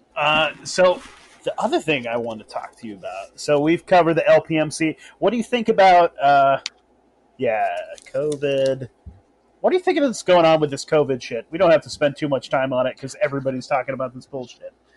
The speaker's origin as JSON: {"language": "English", "area": "Humboldt County", "region": "Northern California", "country": "United States", "tie": "born or raised there", "also_born_or_lived": "Vacaville area / Sacramento area", "said": "I grew up in Northern California. I grew up in Humboldt County"}